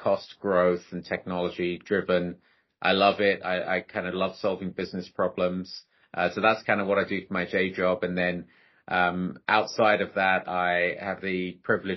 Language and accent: English; London, United Kingdom; moved away as an adult; also born or lived in Delhi, India; now in United States; I'm Indian as well from Delhi, grew up in London, been living in the US for the last 21 years